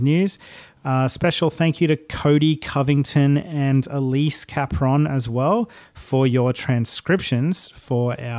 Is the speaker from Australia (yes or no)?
yes; Brisbane, Queensland, Australia; I'm from Brisbane myself